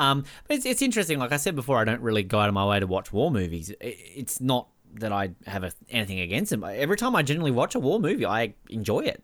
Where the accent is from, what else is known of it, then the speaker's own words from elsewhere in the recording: Australia; as an Australian